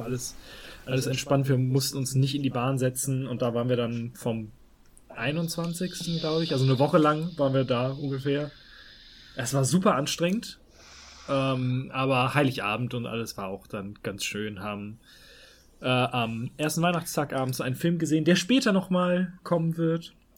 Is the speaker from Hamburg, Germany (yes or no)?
yes; Hamburg, Germany; als Hamburger